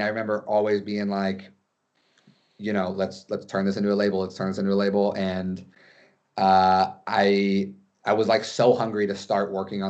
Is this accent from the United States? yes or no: yes; Carlsbad, California, United States; We're all from North County, so like, I guess we're all from Carlsbad. But, you know, Encinitas, Carlsbad, Leucadia, it's all one and the same.